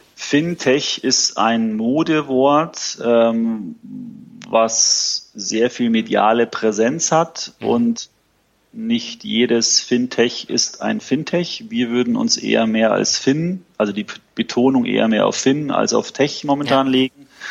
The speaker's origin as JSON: {"language": "German", "town": "Munich", "region": "Bavaria", "country": "Germany", "tie": "born or raised there", "also_born_or_lived": "Frankfurt", "said": "Wir sitzen in München, äh, relativ zentral ähm, und ist meine Heimat"}